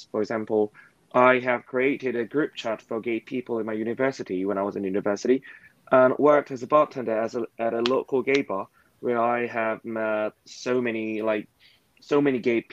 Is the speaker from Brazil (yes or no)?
no; South Korea; I'm from South Korea